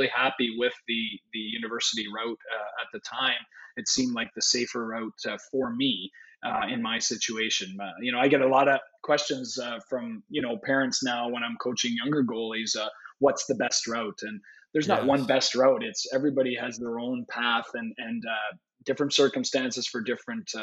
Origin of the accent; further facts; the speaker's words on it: Vankleek Hill, Ontario, Canada; I grew up in a small town in Ontario called Van Cleek Hill, Ontario, population 1600.